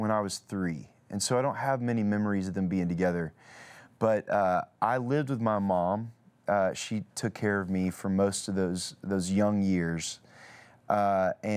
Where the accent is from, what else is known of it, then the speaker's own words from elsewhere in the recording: Nashville, Tennessee, United States; I grew up in Nashville